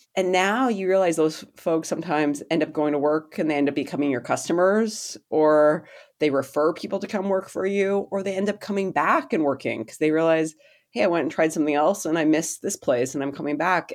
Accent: Canada; I'm a Canadian

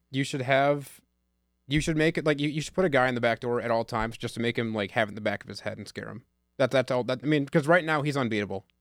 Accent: Rochester, Michigan, United States; I'm from Rochester

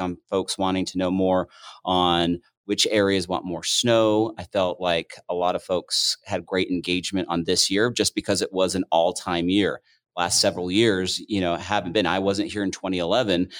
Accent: Cottonwood Canyons, Utah, United States; also born or lived in Oklahoma / Texas; I'm from Utah. I grew up at the base of the Cottonwood Canyons. So I am local

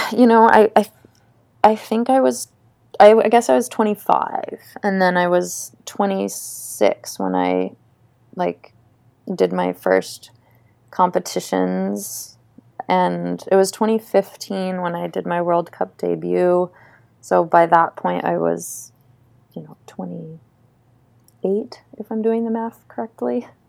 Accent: Cape Elizabeth, Maine, United States; I'm from Cape Elizabeth, Maine

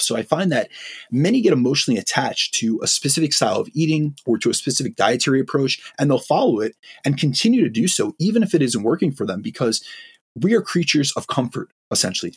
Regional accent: New York, United States; I, I, am uh, from an Italian background, I'm from New York. Like we speak with our hands. I'm extremely lively. I speak really fast. This is something from the Northeast.

